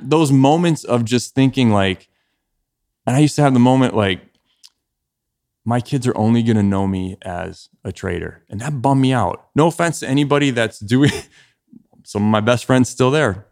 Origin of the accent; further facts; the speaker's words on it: Ohio, United States; moved away as an adult; also born or lived in Chicago; I grew up in Ohio